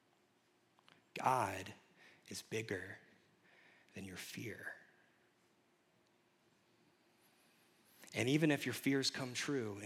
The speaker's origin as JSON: {"language": "English", "region": "Kentucky", "country": "United States", "moved": "as an adult", "said": "I had to move far away. I'm from Kentucky"}